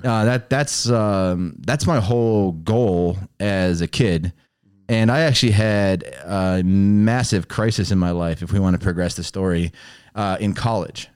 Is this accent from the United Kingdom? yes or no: no; Chicago, Illinois, United States; also born or lived in Texas; We were in the city of Chicago